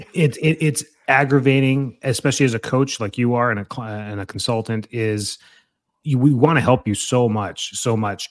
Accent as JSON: {"language": "English", "town": "Calgary", "region": "Alberta", "country": "Canada", "tie": "born or raised there", "said": "my hometown up in Calgary, Canada"}